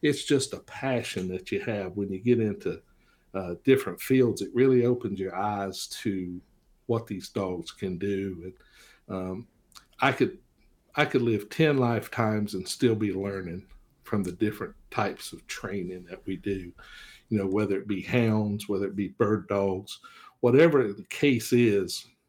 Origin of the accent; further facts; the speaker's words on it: Florida, United States; also born or lived in Richlands, Virginia; And of course, I was born in Richlands, which is in Tazewell County. And then my mother and father moved us to Florida when I was 7.